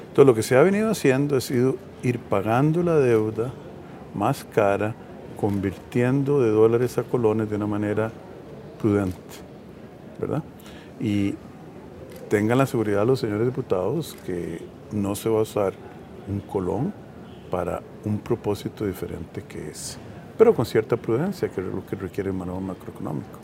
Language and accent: Spanish; Costa Rica; como costarricenses